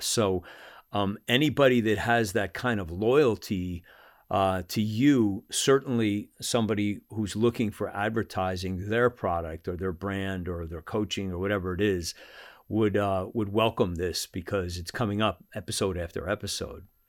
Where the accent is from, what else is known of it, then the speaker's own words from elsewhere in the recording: United States; also born or lived in Salt Lake City; as an American